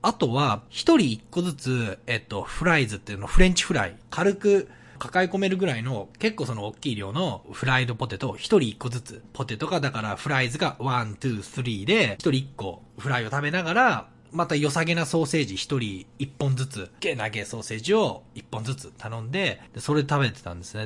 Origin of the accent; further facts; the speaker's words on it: Japan; accent: Japanese accent (in English); moved away; 日本人の俺